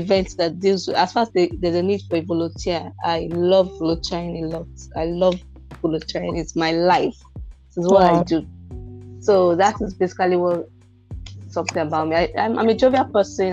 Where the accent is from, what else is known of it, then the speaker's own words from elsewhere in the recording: Anambra, Nigeria; I'm from Anambra State and I'm married